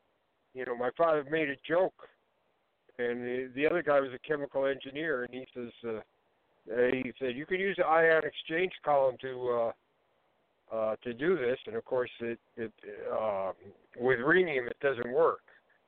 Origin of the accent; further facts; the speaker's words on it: Ohio, United States; born there; I was born in Ohio.